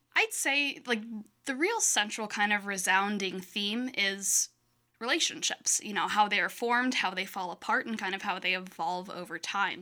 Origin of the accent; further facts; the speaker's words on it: Michigan, United States; moved away as an adult; also born or lived in Iowa; now in Quad Cities, United States; I'm originally from Michigan. I just moved to, um, Iowa three years ago in the Quad Cities six months ago or so